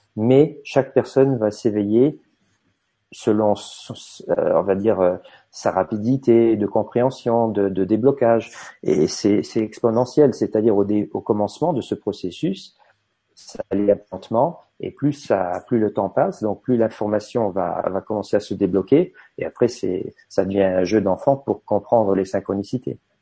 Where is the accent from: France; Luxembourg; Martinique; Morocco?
Luxembourg; en tant que luxembourgeois